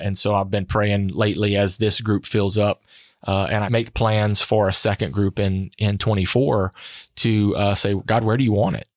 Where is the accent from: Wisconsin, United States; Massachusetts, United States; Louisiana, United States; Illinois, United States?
Louisiana, United States; Sunset; I grew up in Acadiana